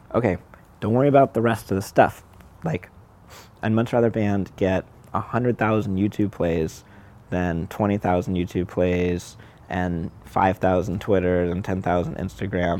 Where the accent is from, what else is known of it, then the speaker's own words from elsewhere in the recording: Southern California, United States; I grew up in Southern California.